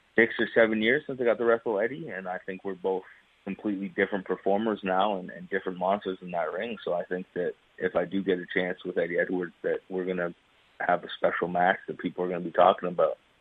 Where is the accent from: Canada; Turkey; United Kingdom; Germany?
Canada; growing up in Canada, it was a little bit difficult to kind of break out of Canada's scene